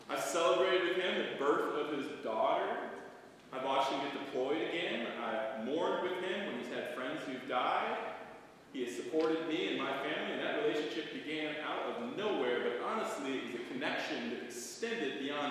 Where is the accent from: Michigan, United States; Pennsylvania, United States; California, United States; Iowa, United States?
Michigan, United States; Brighton; also born or lived in Livonia, Michigan; now in East Lansing, United States; It's the older members of the congregation I remember growing up in Brighton